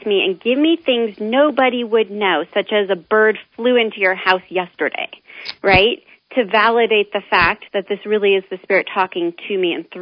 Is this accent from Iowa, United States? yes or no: no; Omaha, Nebraska, United States; moved away; I have such a strong base in Omaha